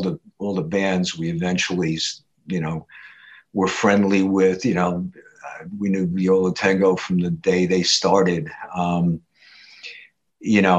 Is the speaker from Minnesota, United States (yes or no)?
no; Haledon, New Jersey, United States; In Hailden, New Jersey. This is a, you know, I'd say a blue collar community verging on suburb now, outside of Paterson, New Jersey